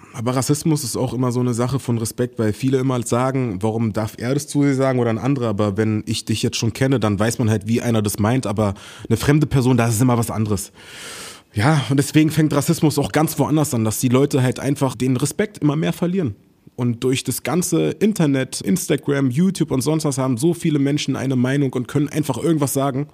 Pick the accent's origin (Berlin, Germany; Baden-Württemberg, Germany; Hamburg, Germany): Berlin, Germany; ich bin in Berlin groß geworden